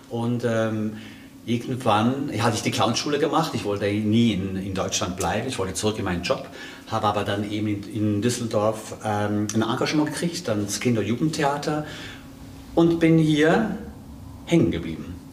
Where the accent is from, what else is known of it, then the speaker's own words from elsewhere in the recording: Switzerland; ich bin ja Schweizer, ne? ich komme aus der Schweiz.